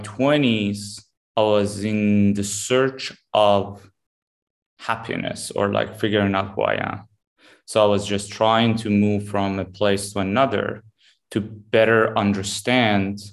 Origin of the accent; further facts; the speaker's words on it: Tehran, Tehran Province, Iran; moved away; also born or lived in Dubai / New York / Miami / Los Angeles; born and raised in Tehran, Iran